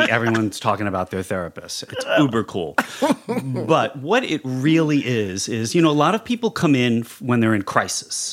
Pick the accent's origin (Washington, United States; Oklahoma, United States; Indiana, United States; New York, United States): New York, United States; New York City; moved away as an adult; now in Los Angeles, United States; I am a clinical psychologist born and raised in New York City